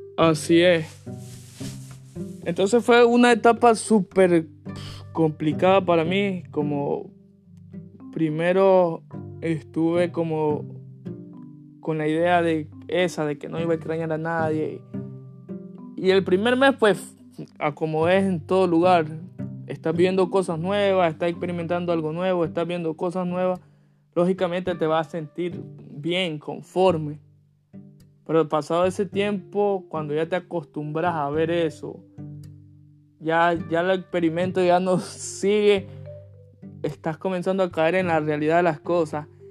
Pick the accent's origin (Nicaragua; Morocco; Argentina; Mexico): Nicaragua; moved away as an adult; now in United States; yo que crecí, viví 17 años en Nicaragua